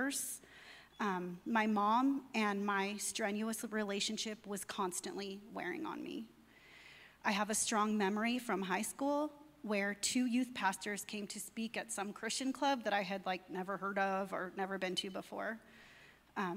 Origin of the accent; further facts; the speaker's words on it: near Palm Springs, California, United States; I was raised Roman Catholic near Palm Springs, California